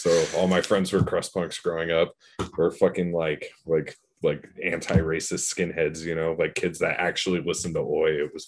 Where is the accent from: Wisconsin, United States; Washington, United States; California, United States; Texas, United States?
Washington, United States; Arlington; that's kind of like my hometown, because like I'm from Arlington